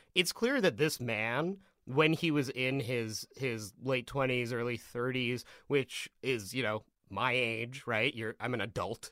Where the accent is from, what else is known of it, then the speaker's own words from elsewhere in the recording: Vancouver, British Columbia, Canada; I grew up around Vancouver